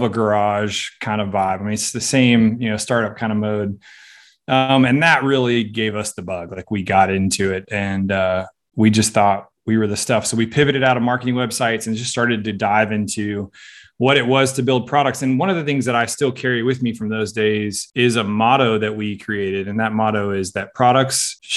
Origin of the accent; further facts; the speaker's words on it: California, United States; moved away as an adult; also born or lived in Australia / Louisiana; I'm originally from California.